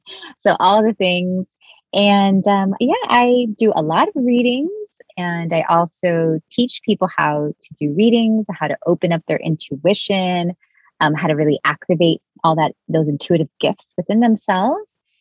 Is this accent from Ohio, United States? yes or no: no; Miami, Florida, United States; I grew up in Miami in a Cuban family all my friends were like from Cuban families.